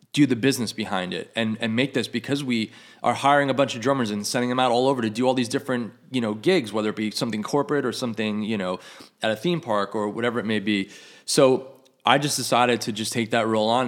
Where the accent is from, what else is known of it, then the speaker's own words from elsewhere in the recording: New York, United States; moved away as an adult; I grew up in New York